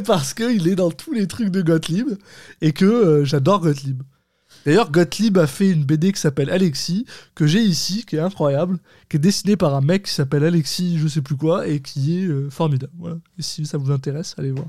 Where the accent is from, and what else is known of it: France; now in Quebec, Canada